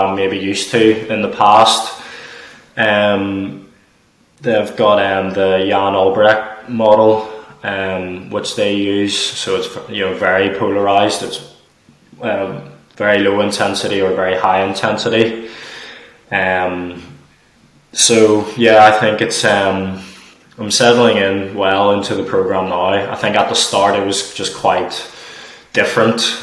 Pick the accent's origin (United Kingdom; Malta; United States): United Kingdom; Northern Ireland; moved away as an adult; now in Stirling, United Kingdom; because I was born in Northern Ireland, I'm from Northern Ireland